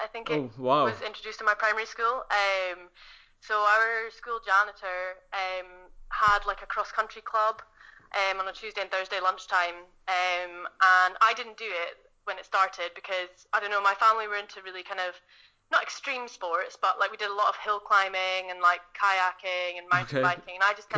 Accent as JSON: {"language": "English", "town": "Inverness", "region": "Scotland", "country": "United Kingdom", "moved": "as an adult", "lives_now": "Edinburgh, United Kingdom", "said": "I'm from Inverness originally. I moved down to Edinburgh when I was 18 to go to uni"}